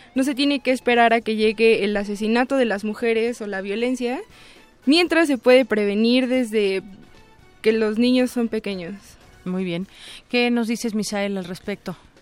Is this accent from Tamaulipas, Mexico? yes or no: no; Tlalnepantla de Baz, State of Mexico, Mexico; yo soy originaria del Estado de México, específicamente del municipio de Tlalnepantla de Vaz